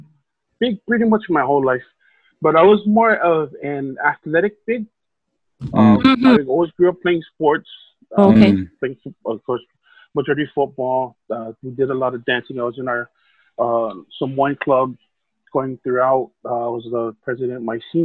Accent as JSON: {"language": "English", "region": "Hawaii", "country": "United States", "tie": "born or raised there", "also_born_or_lived": "California / Halawa", "said": "I was born and raised in Hawaii. I spent a few years in the mainland, but the majority of my life here. We moved to Hawaii from California in 1989."}